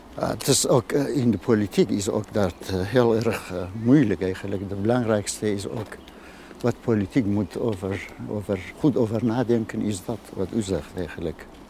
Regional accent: Iranian Kurdistan, Iran; Dutch is a second language; moved away as an adult; now in Almere, Netherlands; Ik kom uit Iran

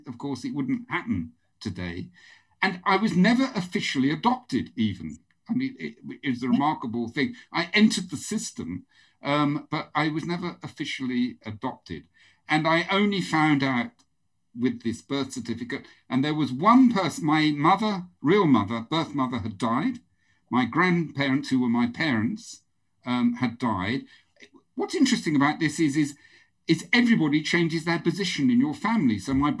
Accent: Norwich, East of England, United Kingdom; born there; But in the house I was born in Norwich was an 11-year-old girl who takes interest in babies.

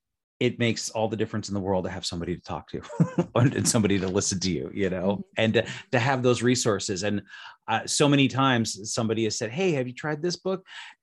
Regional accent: Las Vegas, Nevada, United States; So I'm from Las Vegas, Nevada, and I know a little bit about playing cards.

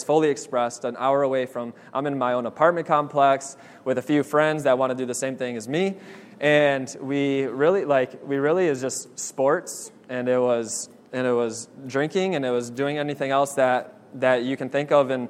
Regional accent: Lansing, Michigan, United States; I grew up in Lansing, Michigan that whole time

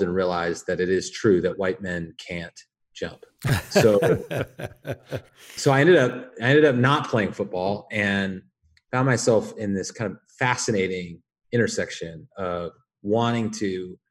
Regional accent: Spokane, Washington, United States; moved away as an adult; now in Portland, United States; I was originally born and raised in Spokane, Washington, in the Inland Empire

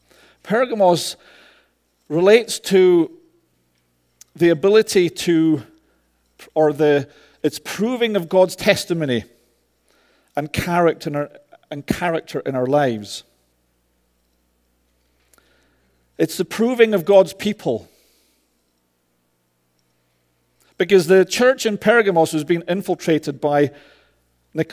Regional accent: Scotland, United Kingdom; I'm Scottish. I roll my R's

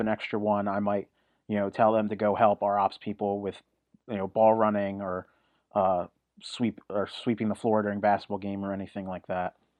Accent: New Jersey, United States; I'm originally from South Jersey

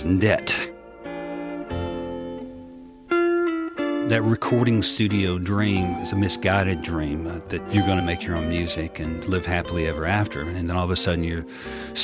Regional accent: Atlanta, Georgia, United States; I was born in Atlanta, Georgia, 1954

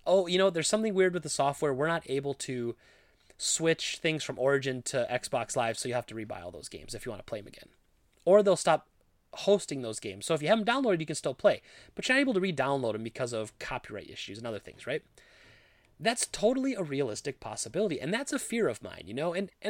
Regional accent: India; I never got to play any of these amazing retro games while growing up in India, and I wanted other people to be able to experience them.

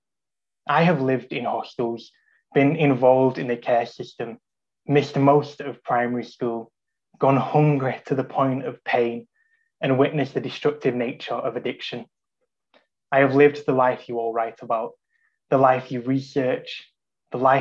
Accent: Salford, North West England, United Kingdom; I was raised in Salford, in what was then one of the most deprived postcodes in the Northwest

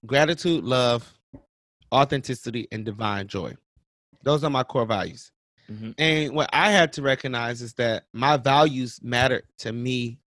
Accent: Cleveland, Ohio, United States; now in Charlotte, United States; my hometown is Cleveland, Ohio. I live in Charlotte, North Carolina.

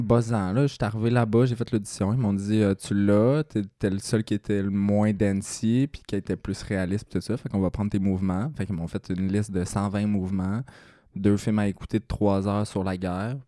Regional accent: Mansonville, Quebec, Canada; moved away; je viens de, de Mansonville. euh, fait c'est la campagne, 800 euh, habitants à peu près

